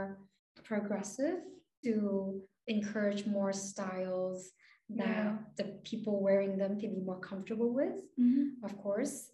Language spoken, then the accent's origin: English; Vietnam; moved away; I'm from Vietnam.